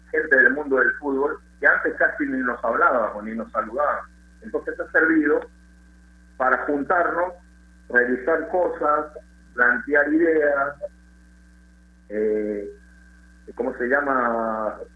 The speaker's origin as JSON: {"language": "Spanish", "region": "Lima", "country": "Peru", "also_born_or_lived": "Venezuela", "moved": "as an adult", "said": "soy limeño"}